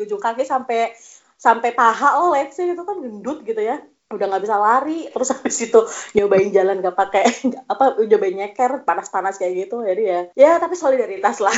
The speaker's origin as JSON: {"language": "Indonesian", "town": "Pemalang", "region": "Central Java", "country": "Indonesia", "accent": "Pemalang", "said": "jadi kalau gue di desa tuh gue ngomongnya ngapak kalau sedih Pemalang gue masih bisa pakai aksen Pemalang ya kayak gitu."}